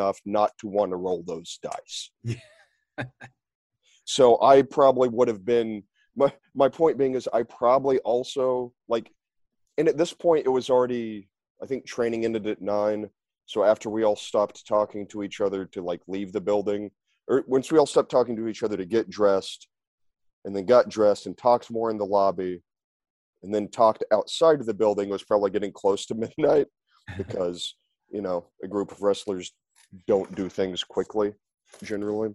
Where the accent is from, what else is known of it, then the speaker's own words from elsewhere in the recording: Oklahoma, United States; moved away; I'm from Oklahoma originally